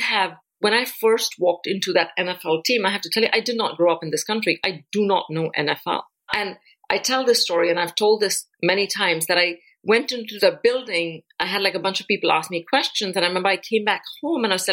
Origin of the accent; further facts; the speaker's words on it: India; now in United States; the country that I come from, which is India